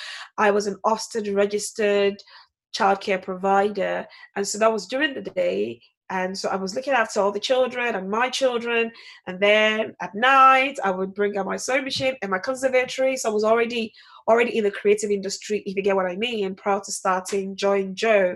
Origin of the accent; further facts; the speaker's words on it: Ikorodu, Lagos, Nigeria; I'm from Lagos State, so Ikorodu falls on the Lagos State, yes.